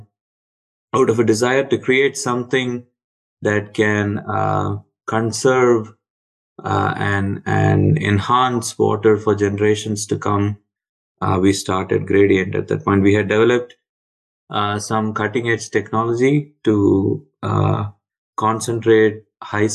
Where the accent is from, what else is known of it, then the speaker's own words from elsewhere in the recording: Chennai, Tamil Nadu, India; moved away as an adult; I grew up in Chennai, in a typical middle-class, lower-middle-class kind of background